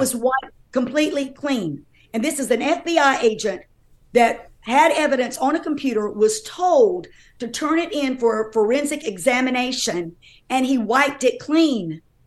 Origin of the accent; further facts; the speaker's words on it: North Carolina, United States; I'm from North Carolina